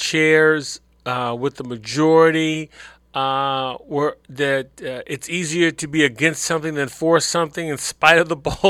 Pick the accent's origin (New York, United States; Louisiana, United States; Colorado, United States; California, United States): California, United States; as a child growing up in the 1960s in California